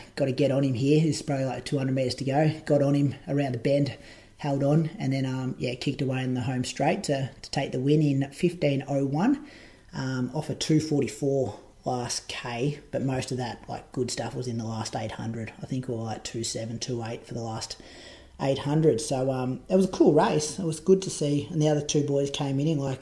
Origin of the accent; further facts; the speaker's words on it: Moama, New South Wales, Australia; also born or lived in Echuca, Victoria; Echuca, where I'm from. Well, I'm actually from Moama. I'm in a different state